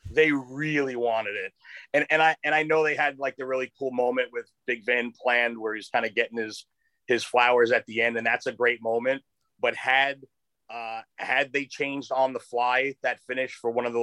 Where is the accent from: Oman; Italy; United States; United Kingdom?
United States; Los Angeles, California; We'll have new episodes every Monday and Thursday, all the way through Super Bowl 56 in my hometown of Los Angeles.